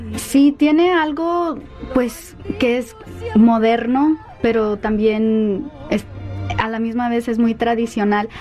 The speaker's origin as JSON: {"language": "Spanish", "town": "Los Angeles", "region": "California", "country": "United States", "tie": "born or raised there", "said": "yo crecí aquí en Los Ángeles, me crió mi mamá casi como single mother"}